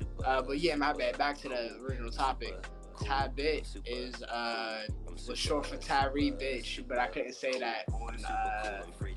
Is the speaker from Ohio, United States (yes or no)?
no; Pittsburgh, Pennsylvania, United States; I'm an MC from the North Side. Grew up around Riverview, Perrysville Ave